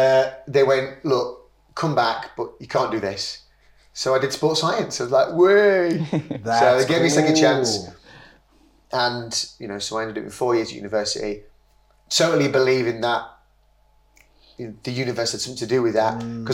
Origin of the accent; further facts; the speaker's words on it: Leicester, East Midlands, United Kingdom; now in Leeds, United Kingdom; I was born in Leicester, in a lovely estate around kind of West Leicester.